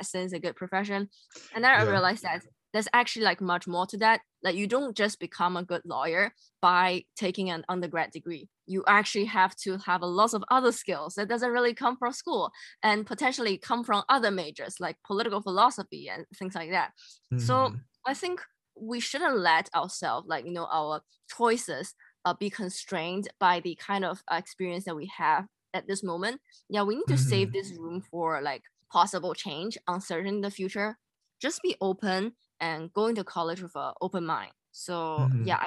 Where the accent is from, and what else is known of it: Singapore; moved away as an adult